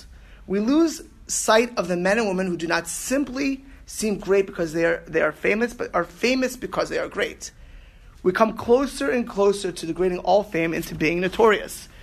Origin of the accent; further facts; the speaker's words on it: Miami Beach, Florida, United States; also born or lived in New York; I grew up in Miami Beach. I was born in New York. I was moving when I was two